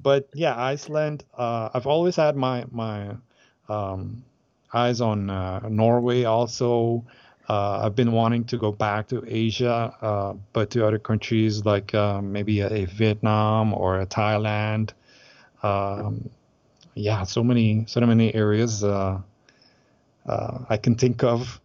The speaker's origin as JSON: {"language": "English", "country": "Aruba", "said": "we're from Aruba"}